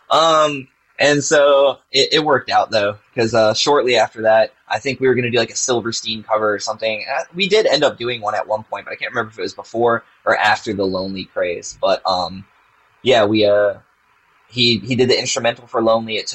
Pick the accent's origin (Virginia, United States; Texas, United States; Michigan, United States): Virginia, United States; Yep, and I'm, I'm from Virginia.